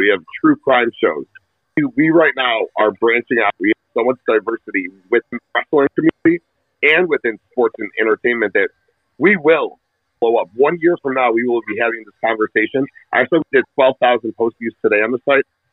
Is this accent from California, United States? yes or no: no; Berwyn, Illinois, United States; I grew up in Berwyn